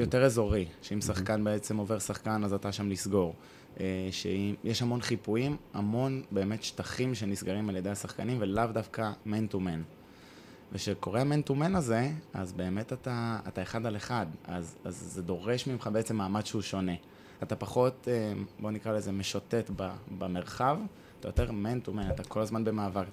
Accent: Hod HaSharon, Central District, Israel; also born or lived in Tel Aviv / Italy; גדלתי בהוד השרון כילד

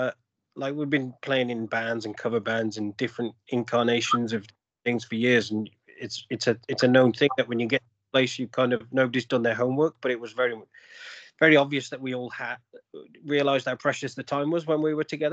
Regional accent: England, United Kingdom; moved away as an adult; also born or lived in Australia; now in Canada; I'm originally from England

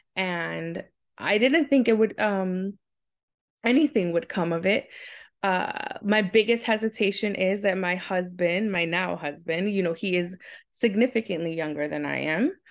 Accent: New York City, New York, United States; I'm born and raised in Queens, New York.

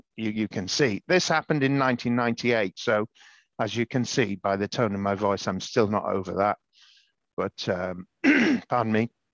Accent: Pembrokeshire, Southwest Wales, United Kingdom; also born or lived in London; now in Chelmsford, United Kingdom; I was born in Pembrokeshire, Southwest Wales, in 1970, to a Welsh dad, English mum

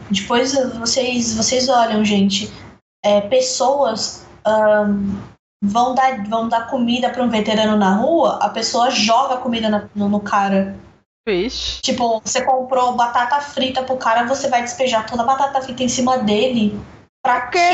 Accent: Brazil; eu sou brasileira

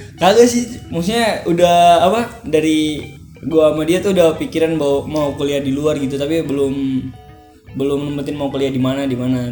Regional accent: Ternate, North Maluku, Indonesia; moved away as an adult; now in Jakarta, Indonesia; gua tuh asal dari Ternate

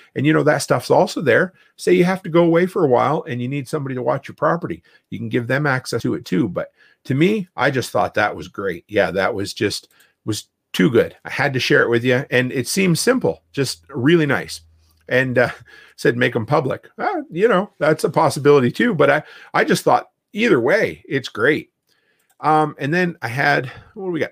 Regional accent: East Coast, Canada; now in Alberta, Canada; I grew up on the East Coast, and I thought I left hurricanes behind when, uh, I came to Alberta

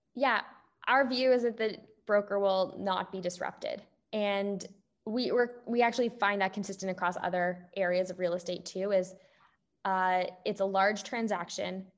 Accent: Canada; moved away as an adult; also born or lived in Toronto; now in Bay Area, United States; I'm Canadian

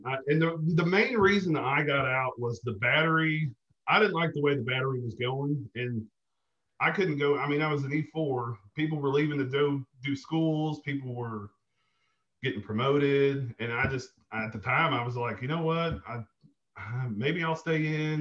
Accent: Forrest City, Arkansas, United States; also born or lived in Indianapolis, Indiana / Jonesboro, Arkansas; grew up in a little town off of uh, I 40 called Forest City, Arkansas.

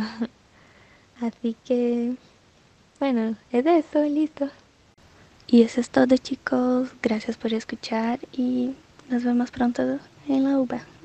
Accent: Brazil; Spanish is a second language; moved away as an adult; now in Argentina; soy brasileña

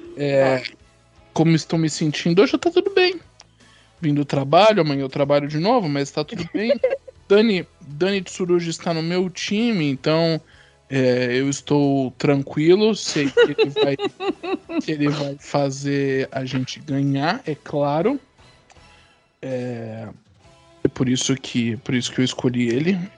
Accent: São Paulo, Brazil; nascido e criado em São Paulo, capital.

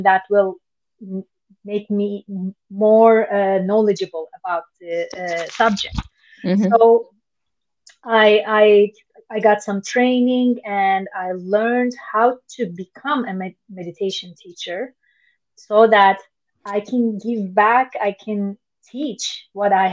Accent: Istanbul, Turkey; I was born in Istanbul

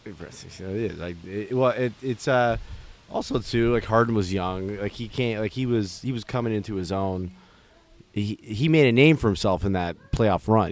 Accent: Toronto, Ontario, Canada; we're, we're from Toronto

